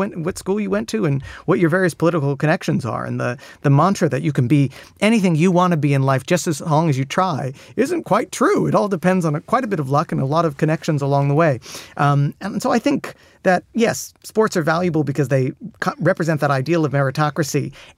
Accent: United States; I'm American.

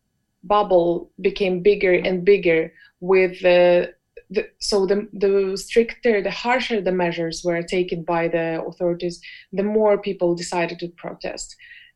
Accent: Belarus; I grew up in Belarus

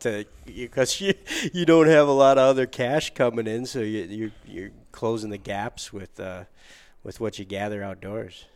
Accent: Upper Peninsula of Michigan, United States; a native of the Upper Peninsula of Michigan

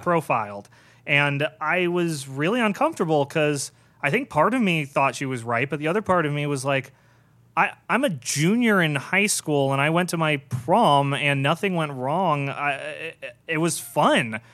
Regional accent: Irvine, California, United States; I grew up in Southern California my entire life, I, uh, in Irvine, like, uh, the planned community.

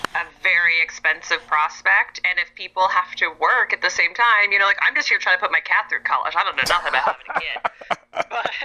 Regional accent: Canada; now in California, United States; I'm from Canada originally

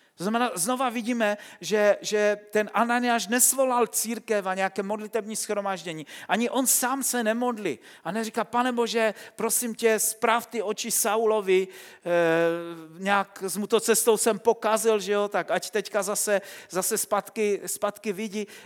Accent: Silesia, Czechia; Vyrůstal jsem na Slesku

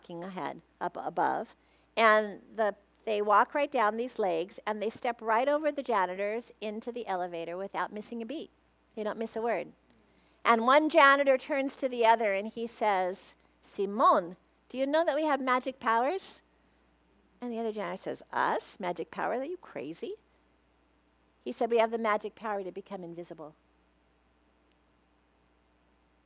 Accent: Torrance, California, United States; I was raised working poor in Torrance

